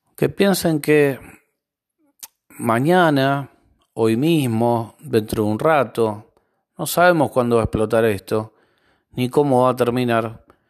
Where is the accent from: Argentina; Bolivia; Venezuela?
Argentina; como argentino